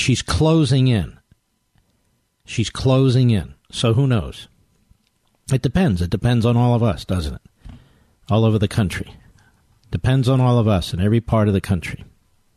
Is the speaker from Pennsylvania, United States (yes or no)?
yes; Pennsylvania, United States; my home state of Pennsylvania.